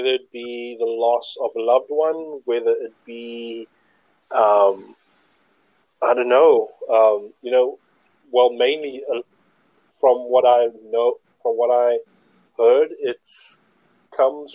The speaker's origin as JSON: {"language": "English", "town": "Cape Town", "region": "Western Cape", "country": "South Africa", "said": "Cape Town, South Africa"}